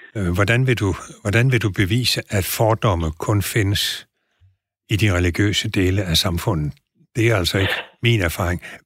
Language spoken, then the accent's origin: Danish; Southern Jutland, Southern Denmark, Denmark; jeg er sønderjyde